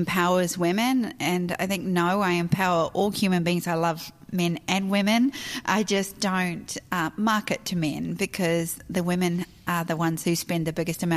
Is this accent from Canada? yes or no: no; New Zealand; moved away as an adult; also born or lived in Australia; now in United States; I was born and raised in New Zealand.